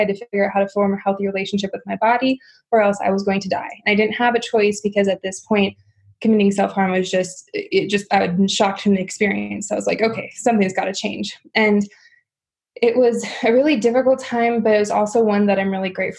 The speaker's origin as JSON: {"language": "English", "region": "Midwest", "country": "United States", "tie": "born or raised there", "said": "simply because I come from a very standard American lifestyle. I grew up in the Midwest."}